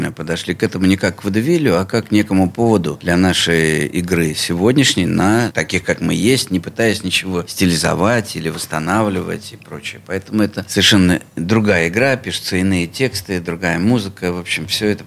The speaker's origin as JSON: {"language": "Russian", "town": "Pskov", "region": "Pskov Oblast", "country": "Russia", "tie": "born or raised there", "also_born_or_lived": "Bishkek, Kyrgyzstan", "said": "Нет, я не родился не в Пскове, я родился вообще в теперешнем городе Бишкек"}